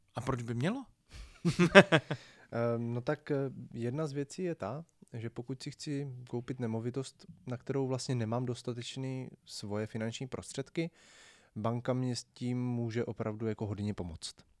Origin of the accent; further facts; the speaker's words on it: Brno, South Moravian Region, Czechia; když my jsme z Brna